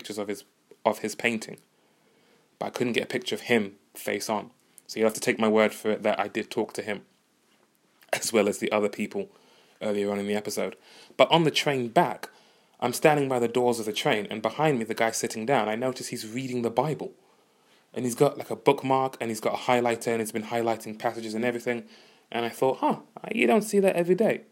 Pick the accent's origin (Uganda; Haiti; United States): Uganda; moved away; I'm from Uganda